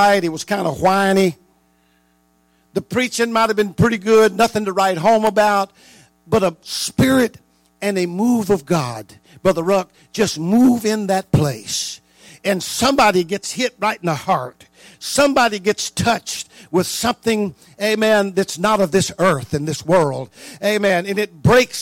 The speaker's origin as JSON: {"language": "English", "region": "North Louisiana", "country": "United States", "tie": "born or raised there", "moved": "yes", "said": "I was raised in North Louisiana, and you know, 32 years of my life"}